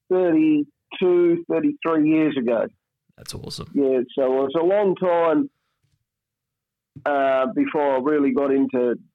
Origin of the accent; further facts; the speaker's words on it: Turners Marsh, Tasmania, Australia; I'm from uh, a little place just north of Launceston in uh, Tassie called uh, Turner's Marsh.